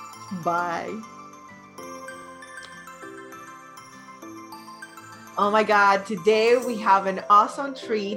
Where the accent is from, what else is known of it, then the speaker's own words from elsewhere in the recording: Dominican Republic; moved away; I was born and raised in Dominican Republic